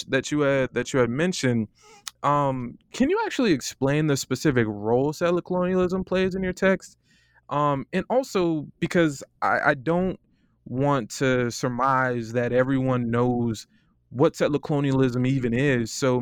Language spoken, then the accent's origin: English; Florida, United States; now in Ann Arbor, United States; You know, I'm from Florida. It's starting to get cold. I'm on a fellowship here in Ann Arbor.